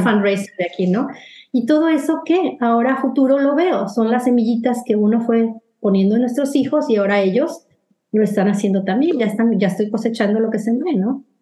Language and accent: Spanish; Mexico; moved away as an adult; now in United States; las personas que venimos de, México